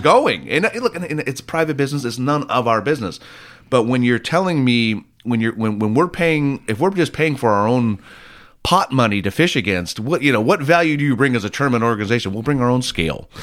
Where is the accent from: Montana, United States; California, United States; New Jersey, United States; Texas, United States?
California, United States; Laguna Niguel; I grew up in Laguna Niguel